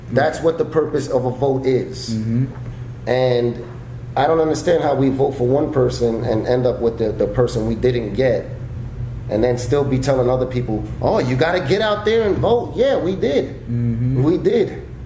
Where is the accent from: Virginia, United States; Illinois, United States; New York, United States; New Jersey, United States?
New York, United States; first language English; I grew up in the Bronx